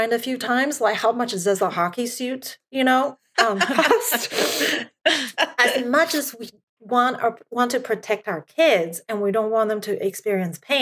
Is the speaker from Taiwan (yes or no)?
yes; Taiwan; now in United States; I was brought up in Asia and within my culture, I'm first generation. Like I still have a Taiwan passport. I'm a PR here. I don't have a US passport.